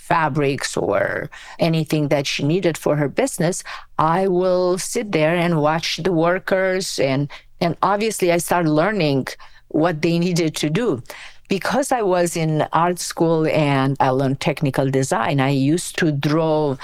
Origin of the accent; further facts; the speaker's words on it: Romania; English is a second language; moved away as an adult; now in United States; I was born in Romania from an immigrant family. My grandparents emigrated from Macedonia in 1939. So yeah, I grew up in Romania